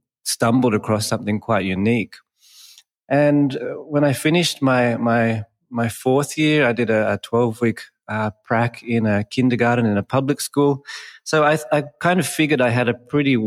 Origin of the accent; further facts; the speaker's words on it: Australia; moved away as an adult; now in Bali, Indonesia; Born in Australia, raised in Australia, went to school in Australia, university in Australia